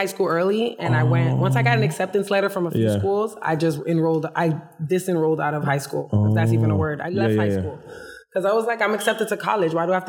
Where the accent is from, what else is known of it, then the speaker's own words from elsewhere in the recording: New York, United States; born there; also born or lived in Florida; My dad lived in Connecticut. I was born in New York.